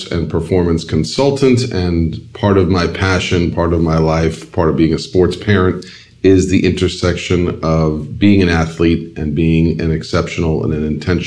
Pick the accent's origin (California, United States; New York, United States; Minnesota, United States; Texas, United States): New York, United States; New York, my hometown.